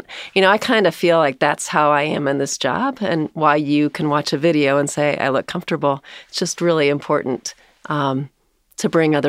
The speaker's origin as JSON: {"language": "English", "town": "South Bend", "region": "Indiana", "country": "United States", "tie": "born or raised there", "also_born_or_lived": "Fort Worth, Texas", "said": "I was born in Fort Worth, Texas. I have three brothers, so I'm the third of four. My dad, my parents moved from Texas to South Bend, Indiana when I was five, so"}